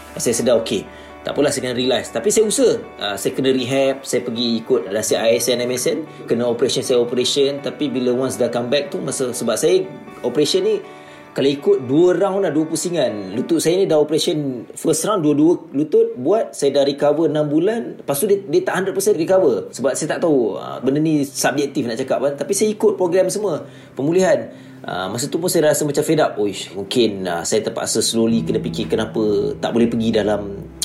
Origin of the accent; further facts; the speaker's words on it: Kulim, Kedah, Malaysia; saya asal kulim Kedah